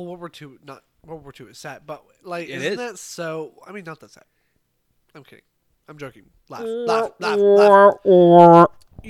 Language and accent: English; United States; Yeah. I am American.